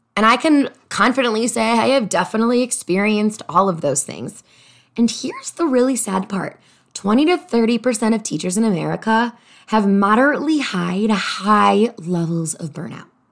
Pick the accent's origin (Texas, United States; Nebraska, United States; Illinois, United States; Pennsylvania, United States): Illinois, United States; Chicago; moved away as an adult; also born or lived in Los Angeles; I'm from Chicago originally, and I moved to Los Angeles